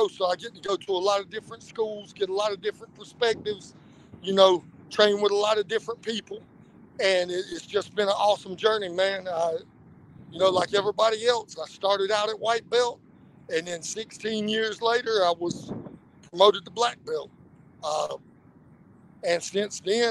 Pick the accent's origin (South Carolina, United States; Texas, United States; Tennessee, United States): South Carolina, United States; North Myrtle Beach; I'm from North Myrtle Beach, South Carolina. Long area, I still live there, but I'm currently in Hawaii with my day job